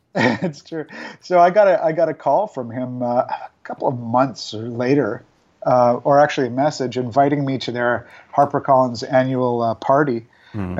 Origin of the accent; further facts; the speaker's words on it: Vancouver, British Columbia, Canada; moved away; my hometown of Vancouver